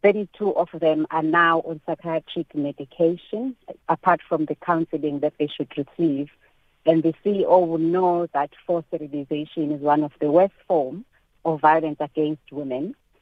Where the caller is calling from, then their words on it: Durban, KwaZulu-Natal, South Africa; I'm calling you from Durban.